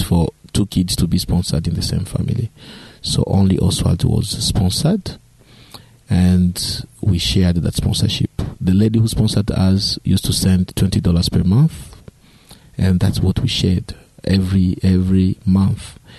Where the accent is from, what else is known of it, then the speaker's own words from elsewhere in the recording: DR Congo; also born or lived in East Africa; I was born in Democratic Republic of Congo, which is a Central African country.